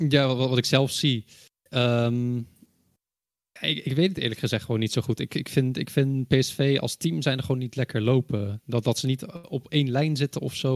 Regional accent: Netherlands; ik kom zelf uit Nederland.

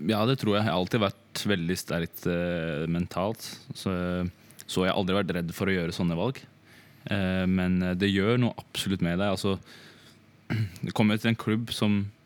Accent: Drammen, Buskerud, Norway; jeg er fra Drammen

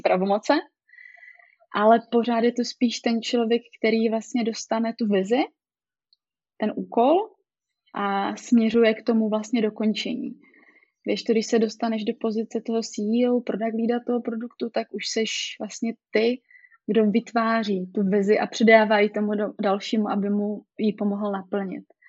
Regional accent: Ostrava, Moravian-Silesian Region, Czechia; jsem z Ostravy, takže jsme tady takový přímý

